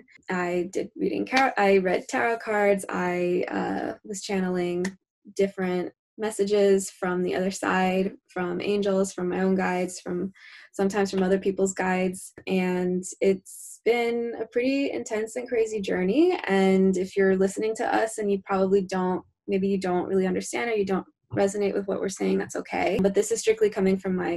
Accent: New Jersey, United States; I hail from New Jersey

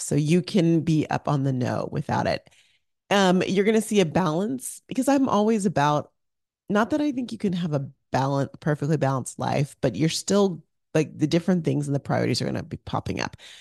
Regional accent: Arizona, United States; moved away as an adult; also born or lived in Orange County, California; I grew up in Arizona

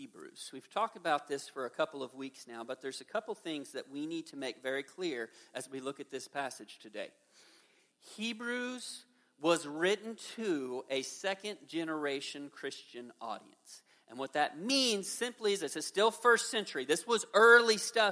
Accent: Midwest, United States; I'm a Midwesterner

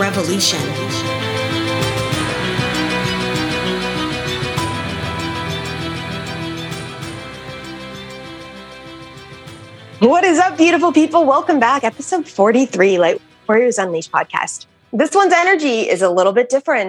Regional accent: Winnipeg, Manitoba, Canada; I grew up in Winnipeg, Manitoba.

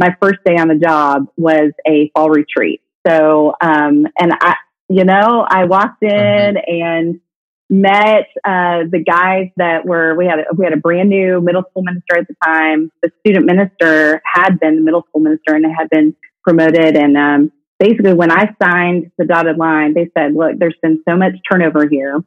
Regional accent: the North, United States; now in Brentwood, Tennessee, United States; I'm from the North

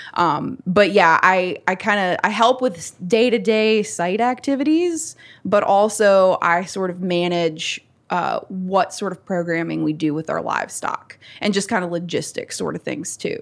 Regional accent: Natural Bridge Station, Virginia, United States; moved away as an adult; now in Staunton, United States; I am from Rockbridge County, Virginia, specifically Natural Bridge Station

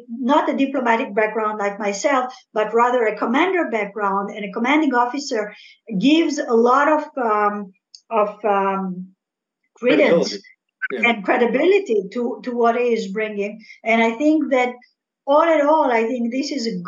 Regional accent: Algeria; first language French; English is a second language; now in Israel; I was born in Algeria, rather. So I speak French

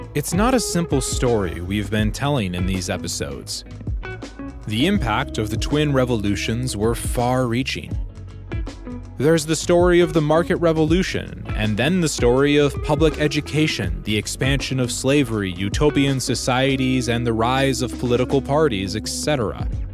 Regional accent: United States; as an American

